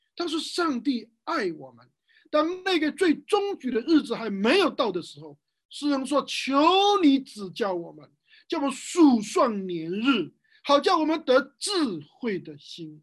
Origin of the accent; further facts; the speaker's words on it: Wenzhou, Zhejiang, China; 在我们温州这边